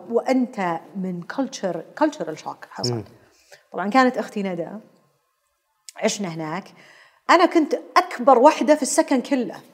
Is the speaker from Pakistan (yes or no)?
yes; Karachi, Sindh, Pakistan; آه، تحديدا في كراتشي عشان كذا تسولفين